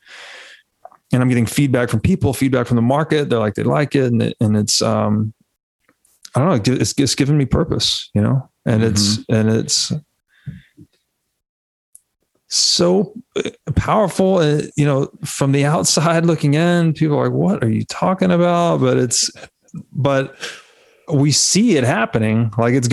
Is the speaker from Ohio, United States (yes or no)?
no; Tennessee, United States; moved away; I was raised Southern Baptist in Tennessee